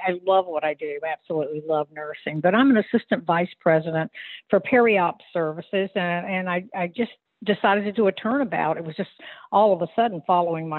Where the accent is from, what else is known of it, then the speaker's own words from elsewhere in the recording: Virginia Beach, Virginia, United States; I'm from Virginia Beach.